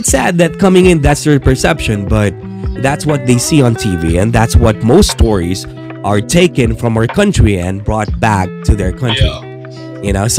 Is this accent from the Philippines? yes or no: yes; Philippines; As a Filipino